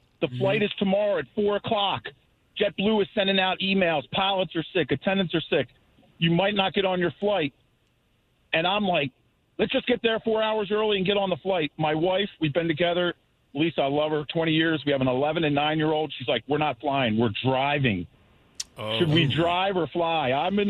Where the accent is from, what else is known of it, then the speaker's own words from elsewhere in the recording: Maryland, United States; Yeah, I'm from Maryland.